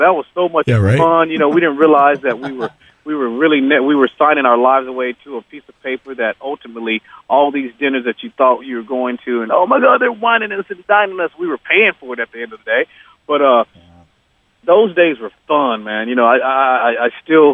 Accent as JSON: {"language": "English", "region": "Georgia", "country": "United States", "said": "We're all from Georgia."}